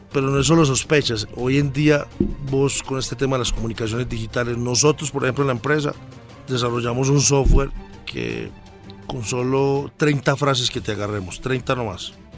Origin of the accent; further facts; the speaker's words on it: Colombia; somos los colombianos.